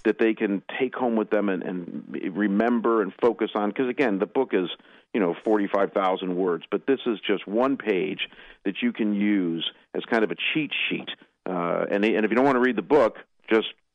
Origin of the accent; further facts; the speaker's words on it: Cleveland, Ohio, United States; moved away; also born or lived in Detroit; I was born and raised on the east side of Cleveland